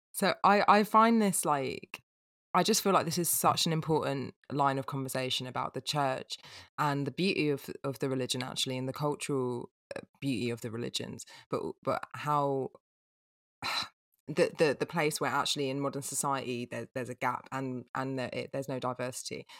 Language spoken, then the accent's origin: English; England, United Kingdom; as an English person